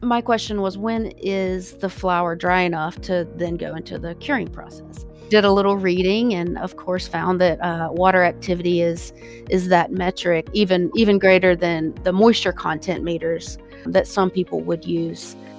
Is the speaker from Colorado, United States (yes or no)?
no; South Carolina, United States; also born or lived in California; I'm from South Carolina